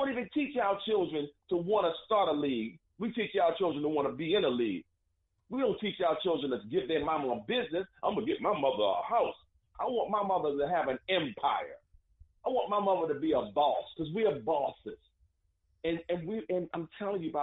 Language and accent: English; United States